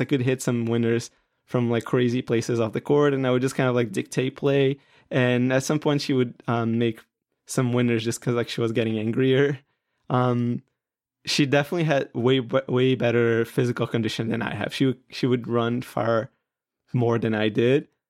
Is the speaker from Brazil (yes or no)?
yes; Brazil; I'm from Brazil.